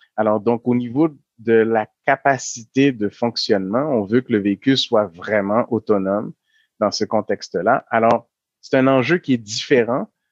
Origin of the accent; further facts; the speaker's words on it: Quebec, Canada; nous, en tant que Québécois